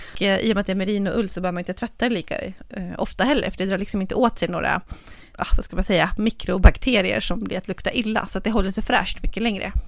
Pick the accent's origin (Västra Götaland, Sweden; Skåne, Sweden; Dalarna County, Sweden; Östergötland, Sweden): Dalarna County, Sweden; Jag är ju från, från Dalarna